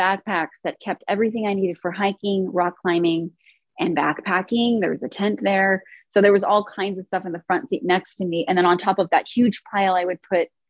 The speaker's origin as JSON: {"language": "English", "town": "Chino", "region": "California", "country": "United States", "tie": "born or raised there", "moved": "as an adult", "lives_now": "New York, United States", "said": "Born and raised in Chino, California, and did not leave my hometown till December 25th of last year"}